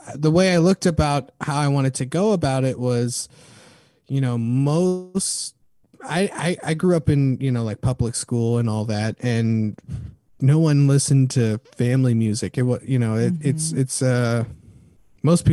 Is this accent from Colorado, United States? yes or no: yes; Denver, Colorado, United States; now in San Jose, United States; I come from Denver, Colorado, and I come from a multi